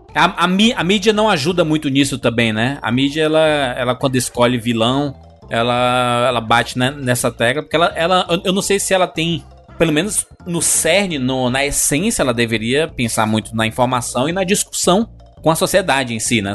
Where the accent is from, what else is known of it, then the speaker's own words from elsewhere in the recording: Brazil; como brasileiro